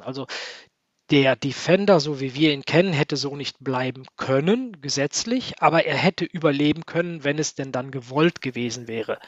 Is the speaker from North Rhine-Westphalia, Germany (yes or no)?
yes; Niederkassel, North Rhine-Westphalia, Germany; also born or lived in Cologne; In der Tat bin ich nicht in Niederkassel geboren, sondern in Köln. Ähm, ich bin der einzige Kölner in meiner Familie. Ich habe es immer ein bisschen schwer gehabt. Die, die anderen sind alle Berliner. Ähm, aber wir sind, als ich ein Jahr alt war, nach Niederkassel rausgezogen und da habe ich bis zu meinem ja, knapp 15. Lebensjahr verbracht